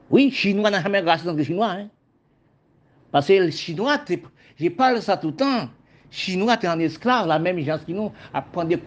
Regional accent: Haiti; now in Guadeloupe; quand j'étais en Haïti, je suis venu au département français de la Guadeloupe. Quand j'ai arrivé, je vois que la Guadeloupe, c'était un pays, même gens qu'on campagne d'Haïti.

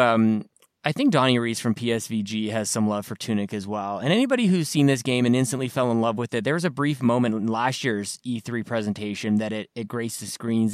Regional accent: Canada; I'm from Canada.

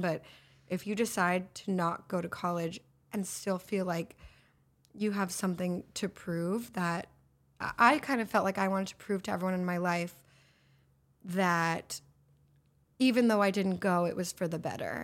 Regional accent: Los Angeles, California, United States; I'm from here, L A.

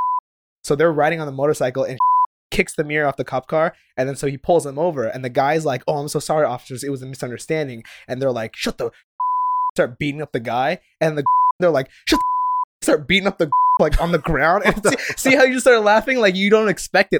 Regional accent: Japan; moved away; growing up in Japan

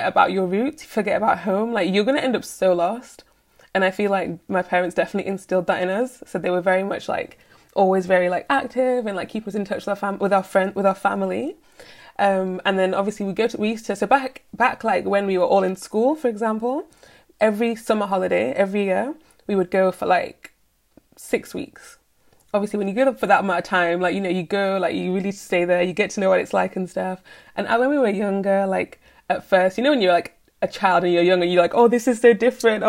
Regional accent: United Kingdom; So I was born and raised in the UK.

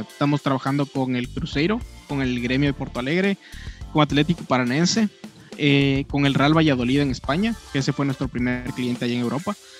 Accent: Ecuador; somos de acá, ¿no es cierto? Somos una empresa ecuatoriana

